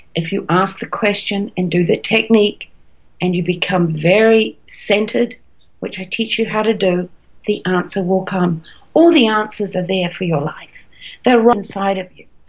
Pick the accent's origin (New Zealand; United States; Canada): New Zealand; moved away as an adult; also born or lived in Australia; I'm a Kiwi, a New Zealander by birth, but I did a lot of traveling and I ended up in Australia